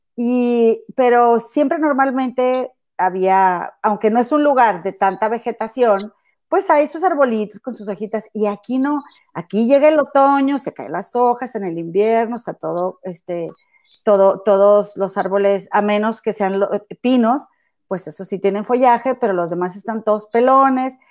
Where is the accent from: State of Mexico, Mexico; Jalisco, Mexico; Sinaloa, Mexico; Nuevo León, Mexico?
Nuevo León, Mexico; Monterrey; moved away as an adult; now in Chicago, United States; allá en mi tierra, en mi amado y bello Monterrey e inigualable